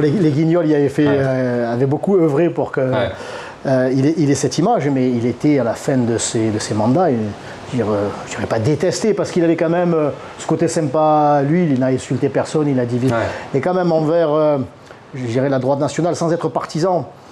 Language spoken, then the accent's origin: French; Marseille, Provence-Alpes-Côte d'Azur, France; je suis Marseillais et c'est la bonne mère qui veille sur nous